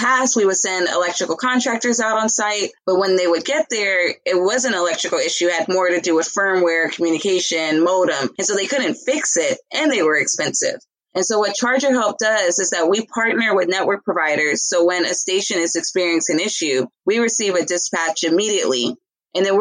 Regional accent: Los Angeles, California, United States; moved away as an adult; also born or lived in Philadelphia; I'm from South Central LA. I actually moved to Philly when I was like 22, 23.

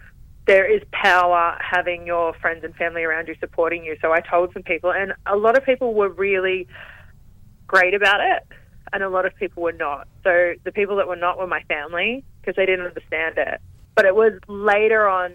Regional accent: Newcastle, New South Wales, Australia; moved away as an adult; now in Melbourne, Australia; growing up in Newcastle

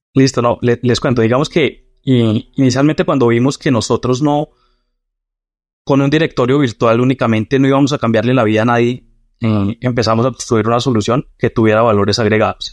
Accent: Boyacá, Colombia; nací en una, pues, en, una provincia de, Colombia que se llama Boyacá

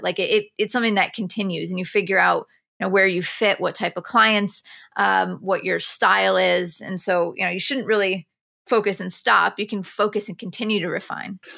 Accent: near Binghamton, upstate New York, United States; born or raised there; moved away as an adult; now in New York City, United States

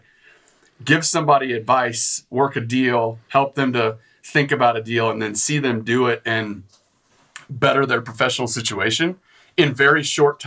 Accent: West Texas, United States; moved away; I grew up in West Texas, and it's like all oil field

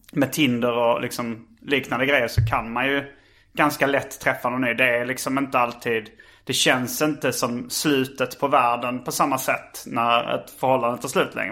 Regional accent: Hjärup, Skåne, Sweden; det fanns inga skivbutiker i Hjärup där jag växte upp

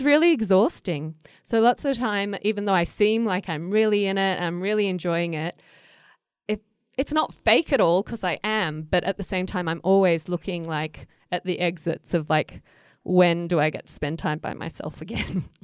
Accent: Australia; moved away as an adult; also born or lived in United States; I grew up in Australia where it gets so hot.

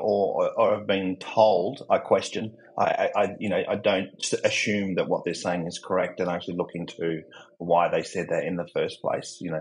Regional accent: Australia; accent: Australian; my accent, I'm not American, I'm Australian

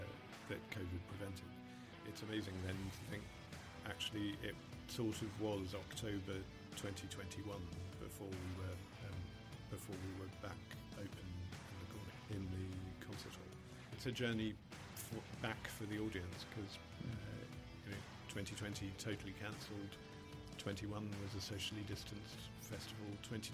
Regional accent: Australia; growing up in Australia in the 70s, 80s

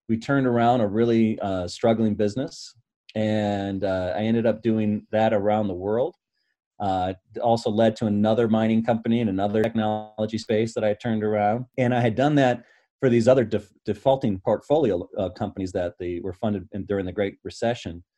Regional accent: Michigan, United States; I grew up in Michigan

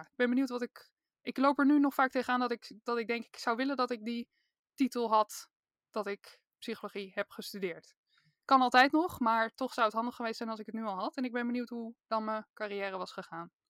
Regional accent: Randstad, Netherlands; Ik kom uit de Randstad

